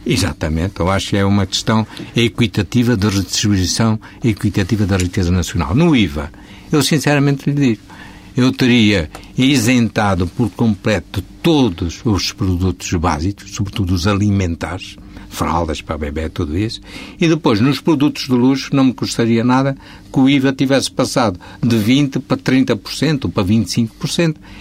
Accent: Portugal; enquanto português que sou

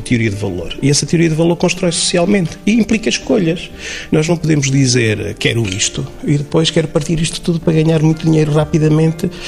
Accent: Chaves, Norte, Portugal; minha terra, enfim, eu sou de Chaves

